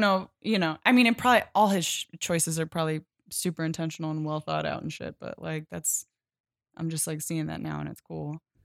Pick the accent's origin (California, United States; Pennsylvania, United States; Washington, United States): Pennsylvania, United States; I'm from Pennsylvania